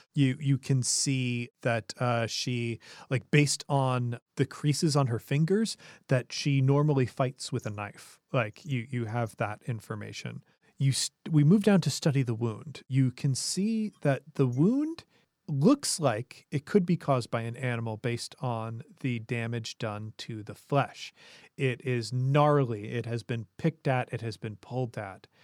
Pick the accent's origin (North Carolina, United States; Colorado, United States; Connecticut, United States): Colorado, United States; my home state of Colorado